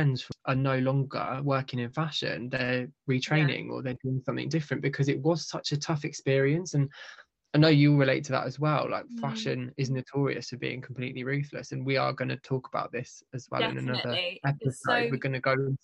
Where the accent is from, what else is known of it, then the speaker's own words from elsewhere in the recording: United Kingdom; we're very British